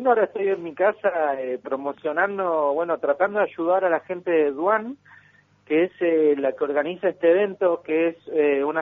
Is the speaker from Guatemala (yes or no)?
no; Comodoro Rivadavia, Chubut, Argentina; Yo soy de Comodoro Rivadavia y soy bailo de toda la vida, de los siete años. Siempre me dediqué a la danza.